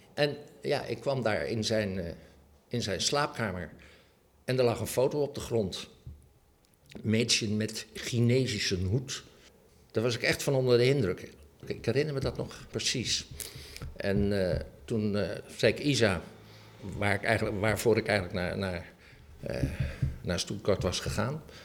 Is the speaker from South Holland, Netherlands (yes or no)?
yes; Rotterdam, South Holland, Netherlands; moved away as an adult; also born or lived in Amsterdam; Ik kwam uit Rotterdam